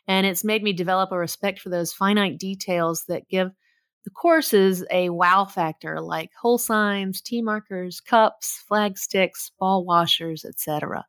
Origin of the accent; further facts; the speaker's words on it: Nashville, Tennessee, United States; I was born and raised in Nashville, Tennessee.